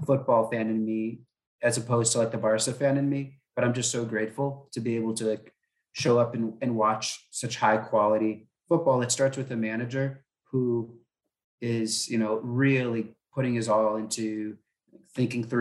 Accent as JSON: {"language": "English", "country": "United States", "said": "I'm an American"}